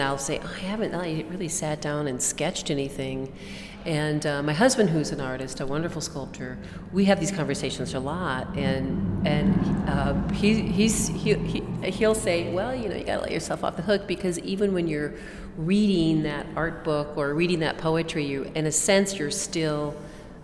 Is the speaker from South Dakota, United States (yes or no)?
yes; Watertown, South Dakota, United States; I grew up in Watertown, South Dakota, and I'm from a large family